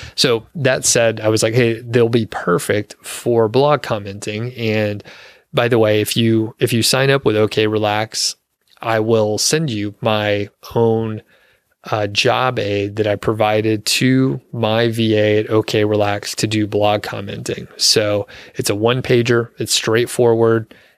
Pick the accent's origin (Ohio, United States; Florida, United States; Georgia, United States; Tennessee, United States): Georgia, United States; also born or lived in Montana; now in Colorado, United States; I'm from Georgia